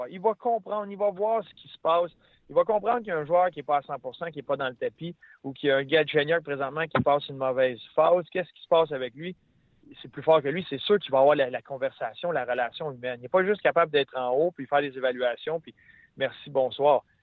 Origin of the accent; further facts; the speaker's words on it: Canada; Moi, je suis Canadien, c'est sûr que je vais cogner à pas.